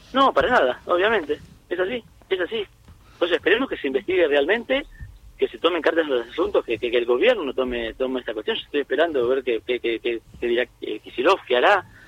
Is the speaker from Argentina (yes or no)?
yes; Argentina; como, como argentino, como hincha de gimnasia